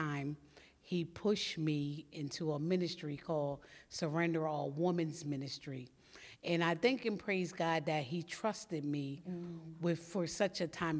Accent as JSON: {"language": "English", "town": "West Chester", "region": "Pennsylvania", "country": "United States", "lives_now": "Coachville, United States", "said": "I'm from originally from Westchester, Pennsylvania, but I reside in Coachville, Pennsylvania."}